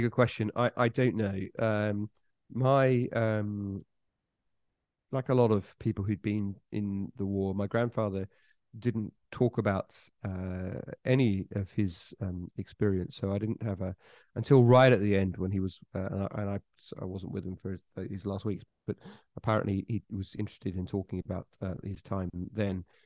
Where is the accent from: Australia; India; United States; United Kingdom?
United Kingdom; Suffolk, East Anglia, East of England; I'm from East Anglia, which is the, the, uh, uh, the east of England